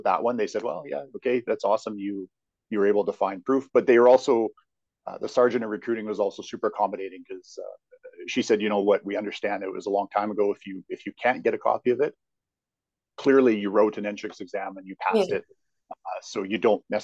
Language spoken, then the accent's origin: English; outside Edmonton, Alberta, Canada; now in Calgary, Canada; I grew up outside Edmonton.